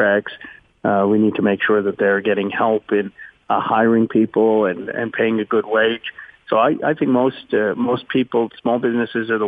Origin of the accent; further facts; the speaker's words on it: Philadelphia, Pennsylvania, United States; moved away as an adult; also born or lived in Chicago; I was born in Philadelphia